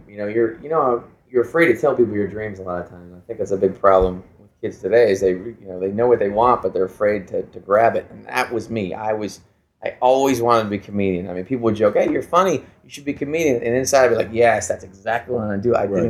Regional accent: California, United States; also born or lived in Chicago, United States; Okay, I was born in Chicago, youngest of four children. And I only lived there for about 6 years. My father worked for IBM, so we transferred quite a bit. So I moved to Southern California when I was about 6 or 7 years old.

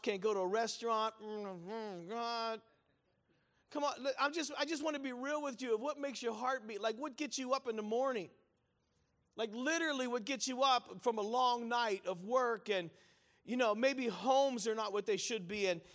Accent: Pittsburgh, Pennsylvania, United States; I was raised in the Italian church in Pittsburgh, Pennsylvania.

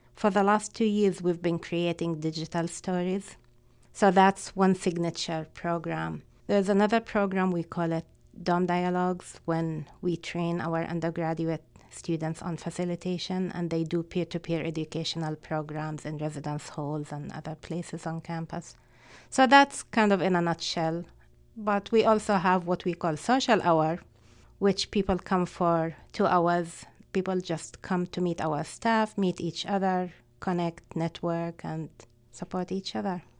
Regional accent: Palestine; English is a second language; moved away as an adult; now in United States; Being Palestinian

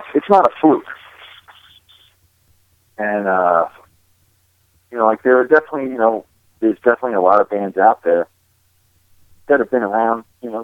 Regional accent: East Coast, United States; we're all from the East Coast

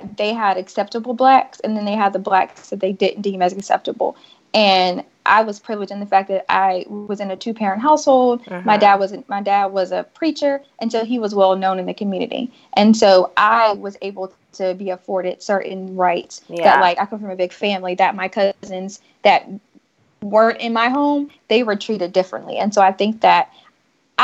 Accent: Strawberry Plains, Tennessee, United States; moved away as an adult; I grew up in the South

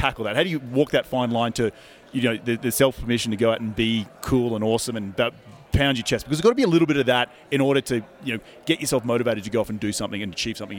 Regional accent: Australia; I'm Australian

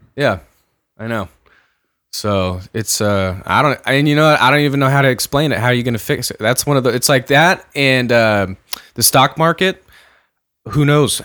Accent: San Diego, California, United States; when I grew up in San Diego

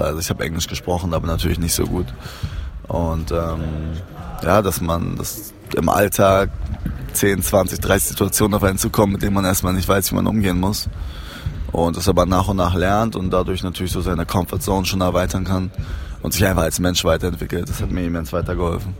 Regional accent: Berlin, Germany; also born or lived in Cologne / Trier; ich bin in Köln geboren, wo meine Mutter und mein Vater gelebt haben. Die haben sich getrennt und ich bin mit meiner Mutter nach Berlin gekommen, äh, weil meine Tante damals hier gewohnt hat. Ja, das war es eigentlich schon seitdem, ich glaube seit ich drei bin oder so, bin ich in Berlin.

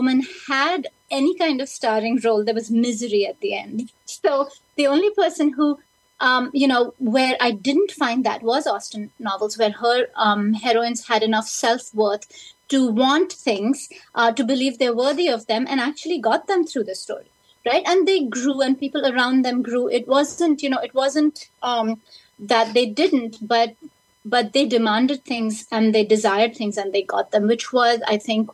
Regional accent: India; now in United States; when I was growing up in India, studying in English

